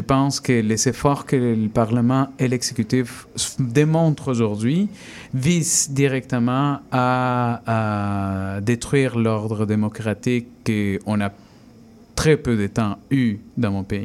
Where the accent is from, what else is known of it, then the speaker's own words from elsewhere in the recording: Peru; now in Canada; quand j'étais enfant adolescent au Pérou